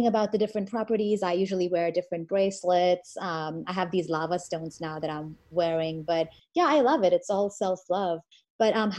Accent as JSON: {"language": "English", "country": "India", "said": "I'm Indian"}